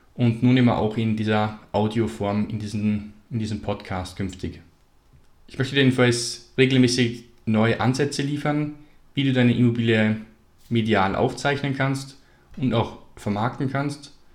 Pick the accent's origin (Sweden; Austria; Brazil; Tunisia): Austria; Salzburg; Ich komme aus Salzburg in Österreich